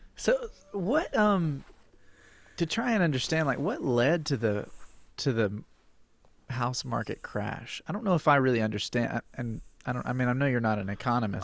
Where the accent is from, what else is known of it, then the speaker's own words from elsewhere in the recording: Alabama, United States; I am from Alabama. I'm sitting in Alabama right now. I grew up in Alabama.